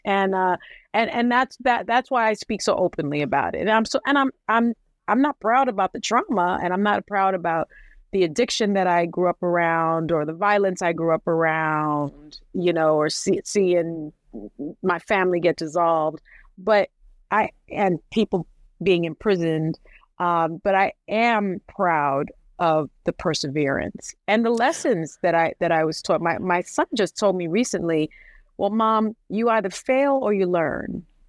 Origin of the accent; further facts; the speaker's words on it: New York City, New York, United States; I'm from the South Bronx projects, the Saint Mary's projects.